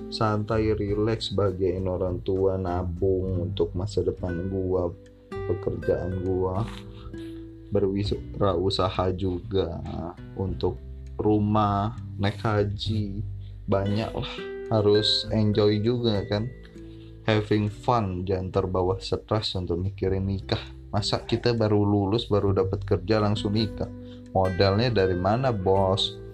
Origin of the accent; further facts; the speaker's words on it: Bandar Lampung, Lampung, Indonesia; asal gue dari Bandar Lampung tempat tinggal gue dari Bandar Lampung keluarga gue semua di Bandar Lampung